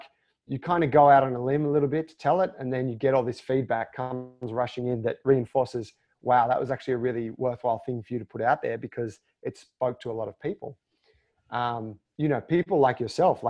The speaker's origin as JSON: {"language": "English", "country": "Australia", "said": "being Australian"}